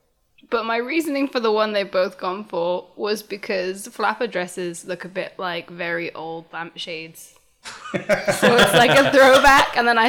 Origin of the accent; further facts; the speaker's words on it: Newport, Wales, United Kingdom; I'm from Newport, for reference.